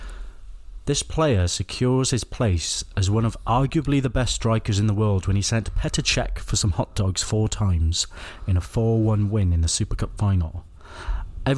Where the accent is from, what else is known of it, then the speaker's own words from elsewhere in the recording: Welsh, Wales, United Kingdom; I'm Welsh